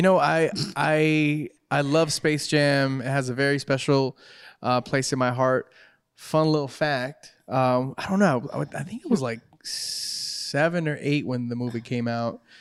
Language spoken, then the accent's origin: English; California, United States; I'm from Cali